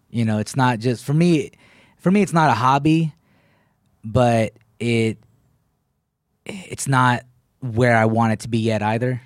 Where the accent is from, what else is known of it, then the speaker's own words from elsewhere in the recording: Killeen, Texas, United States; also born or lived in Sacramento / Waco / Dallas / Austin; That's where I grew up at.